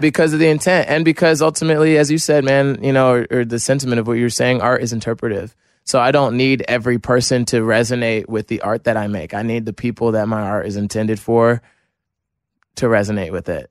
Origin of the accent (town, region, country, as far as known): New Jersey, United States